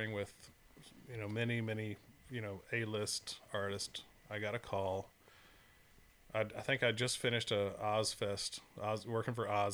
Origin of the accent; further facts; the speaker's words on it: Florida, United States; I was from Florida. I wasn't from Texas.